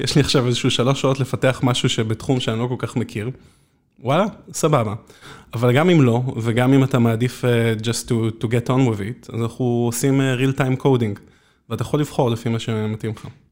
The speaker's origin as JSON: {"language": "Hebrew", "country": "Israel"}